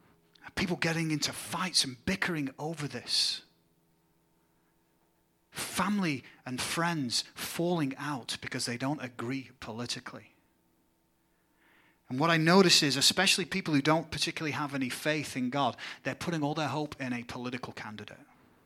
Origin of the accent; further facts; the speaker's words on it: England, United Kingdom; now in United States; see things going back in my home country of England.